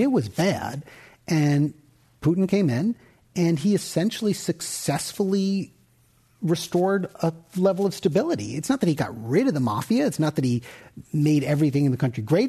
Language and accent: English; United States; as an American